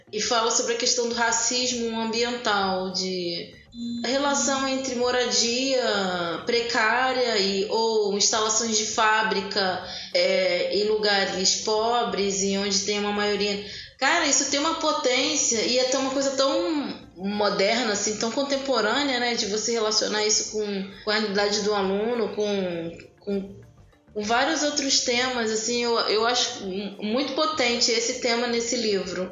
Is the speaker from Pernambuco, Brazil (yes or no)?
no; Rio de Janeiro, Brazil; essa leitura que eu tenho do lugar, aqui de onde eu nasci